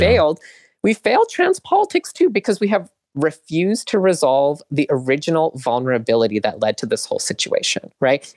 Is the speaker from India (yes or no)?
no; Canada; I grew up in Canada